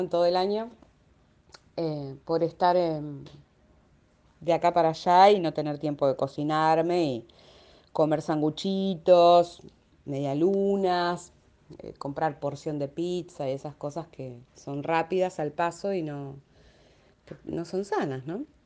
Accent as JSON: {"language": "Spanish", "town": "Quilmes", "region": "Buenos Aires Province", "country": "Argentina", "said": "acá en Quilmes, de donde soy"}